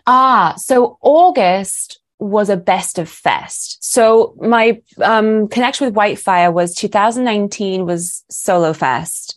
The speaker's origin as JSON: {"language": "English", "country": "United Kingdom", "moved": "as an adult", "lives_now": "Los Angeles, United States", "said": "this Brit's come all the way from Britain and has now, is now making it in L"}